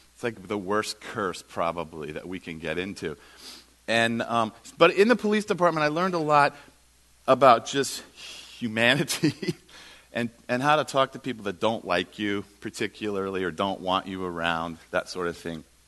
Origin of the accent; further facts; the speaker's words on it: United States; we're the American Christians